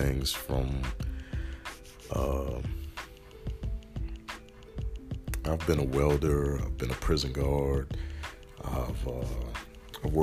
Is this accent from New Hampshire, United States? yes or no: no; New Orleans, Louisiana, United States; moved away; also born or lived in Marrero (Woodmere), Louisiana / Tennessee / California / Washington; I was born and raised down in New Orleans, Louisiana